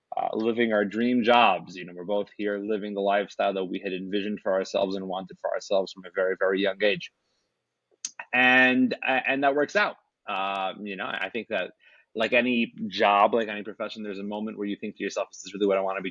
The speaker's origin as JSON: {"language": "English", "town": "Salt Lake City", "region": "Utah", "country": "United States", "tie": "born or raised there", "said": "I was raised here in Salt Lake City"}